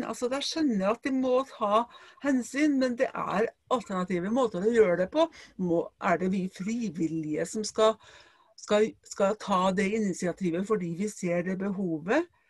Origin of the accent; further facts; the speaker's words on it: Trøndelag, Norway; ute på landet der jeg kommer fra sjøl, i Trøndelag